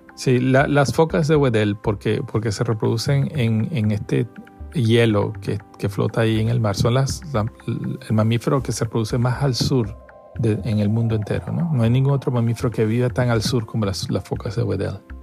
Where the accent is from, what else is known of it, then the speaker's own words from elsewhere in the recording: Caracas, Capital District, Venezuela; also born or lived in Margarita Island; Soy venezolano de nacimiento, crecí en Venezuela, en Caracas